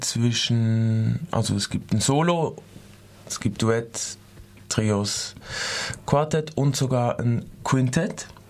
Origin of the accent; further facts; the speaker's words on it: Switzerland; moved away as an adult; now in Freiburg, Germany; ich bin auch aus der Schweiz